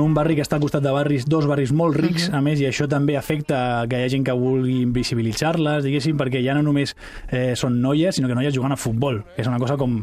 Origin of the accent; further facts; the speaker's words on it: Catalonia, Spain; Nosaltres, com a, com a societat catalana